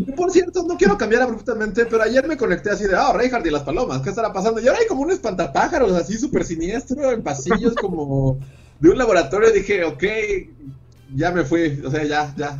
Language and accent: Spanish; Mexico